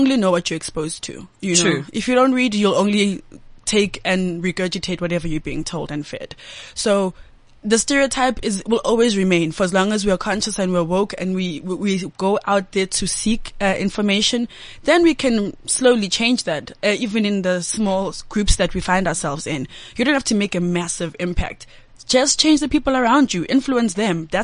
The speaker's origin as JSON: {"language": "English", "area": "East Rand", "region": "Gauteng", "country": "South Africa", "tie": "born or raised there", "also_born_or_lived": "Sandton", "said": "I was born this side and soon after my parents moved to the East Rand."}